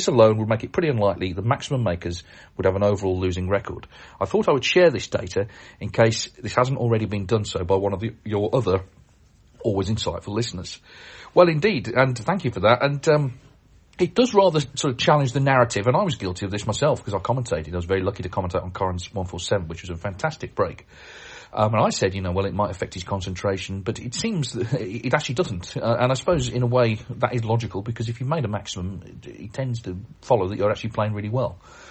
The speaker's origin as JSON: {"language": "English", "country": "Canada", "said": "I'm from Canada and I'm planning to attend the World Championship next year, 2024."}